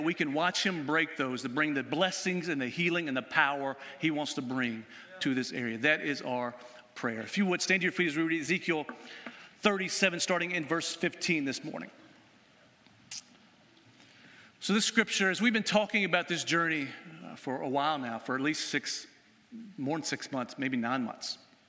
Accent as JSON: {"language": "English", "town": "White House", "region": "Tennessee", "country": "United States", "tie": "born or raised there", "moved": "yes", "said": "back in my hometown of White House, Tennessee."}